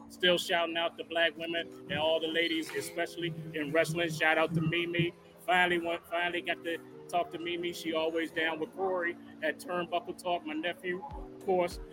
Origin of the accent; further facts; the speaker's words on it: Newark, New Jersey, United States; now in DMV area, United States; I'm from Newark originally